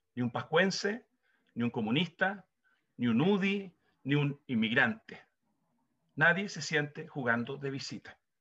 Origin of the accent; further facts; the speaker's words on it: Chile; Nosotros como chilenos